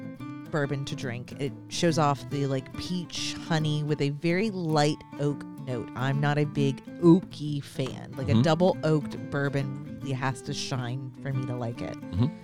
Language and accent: English; Florida, United States; I'm from Florida